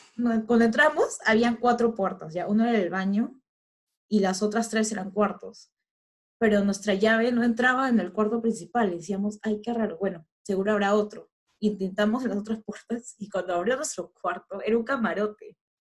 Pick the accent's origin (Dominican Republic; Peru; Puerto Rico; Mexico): Peru; uno como peruano